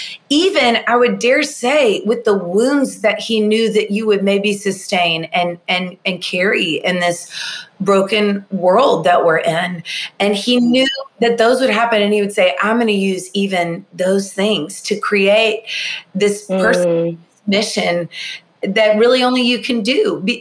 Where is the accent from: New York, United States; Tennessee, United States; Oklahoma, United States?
Tennessee, United States; Nashville; I'm from Nashville, Tennessee, born and raised here.